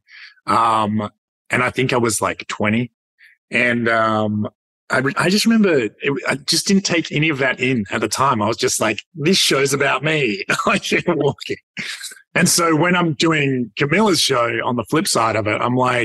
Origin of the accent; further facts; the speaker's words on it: Perth, Western Australia, Australia; Perth born.